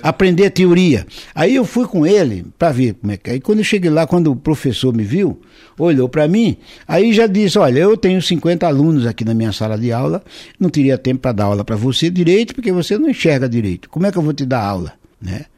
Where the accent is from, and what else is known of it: Alagoas, Brazil; born or raised there